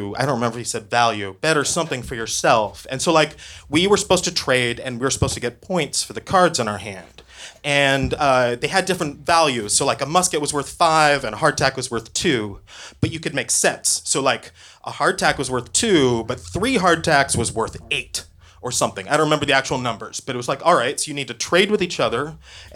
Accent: Oregon, United States; I grew up in Oregon

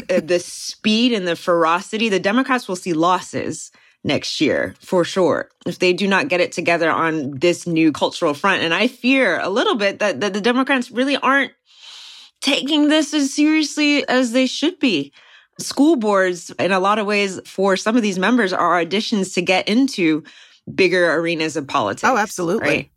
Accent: Texas, United States; from where I've been based, my home state of Texas

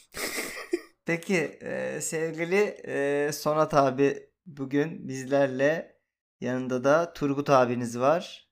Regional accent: Turkey

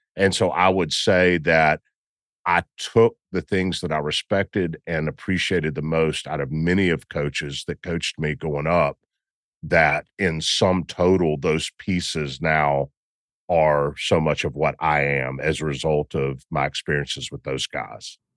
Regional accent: Memphis, Tennessee, United States; I'm from Memphis

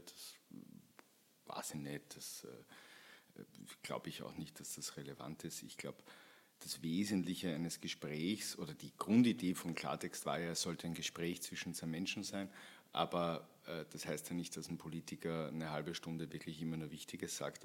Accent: St. Pölten, Lower Austria, Austria; moved away as an adult; now in Vienna, Austria; St. Pölten äh, hernehmen, meine Heimatstadt

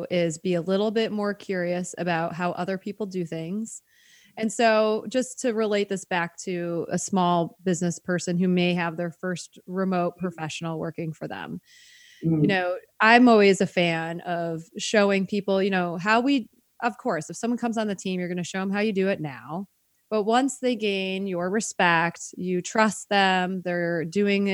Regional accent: United States; I'm so American

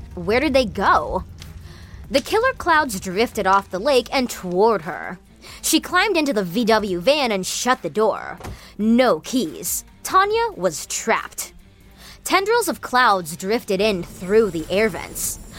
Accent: Washington, United States; when I was a kid growing up in the Pacific Northwest, I used to love lying in the long green grass and watching clouds drift past in the blue Washington skies.

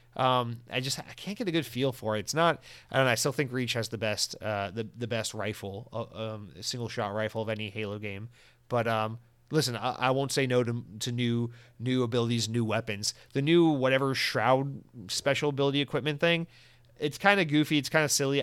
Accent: Georgia, United States; I'm from Georgia

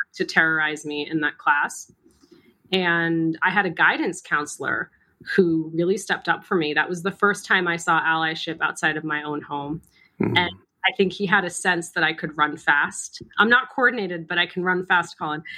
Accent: Massachusetts, United States; My younger brother and I were born and raised in the United States. Spent most of our time in Massachusetts

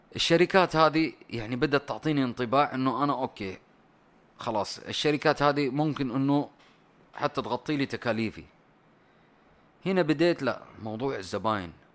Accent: Saudi Arabia; انا سعودي

